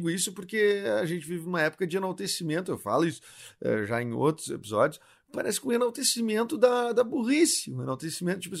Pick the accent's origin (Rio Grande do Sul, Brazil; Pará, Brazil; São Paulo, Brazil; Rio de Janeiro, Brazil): Rio Grande do Sul, Brazil; Porto Alegre; por exemplo, de Porto Alegre, que a gente é de Porto Alegre, né?